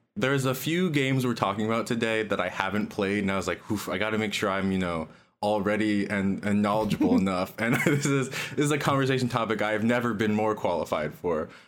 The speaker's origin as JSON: {"language": "English", "town": "Cincinnati", "region": "Ohio", "country": "United States", "said": "I'm from Cincinnati, Ohio. I still live there."}